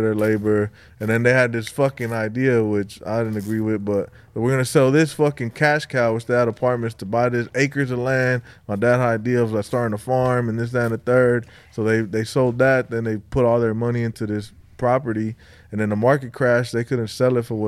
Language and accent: English; Los Angeles, California, United States; also born or lived in Hawthorne / Mexico; We grew up in L.A.